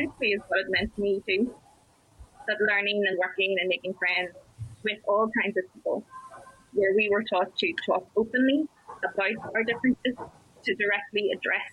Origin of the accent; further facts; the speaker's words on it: Northern Ireland, United Kingdom; moved away as an adult; I moved away from Northern Ireland